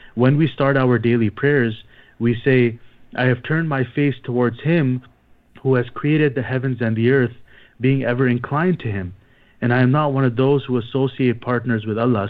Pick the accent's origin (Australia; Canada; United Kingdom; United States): Canada; Toronto, Ontario; moved away as an adult; now in Micronesia; I'm originally from Toronto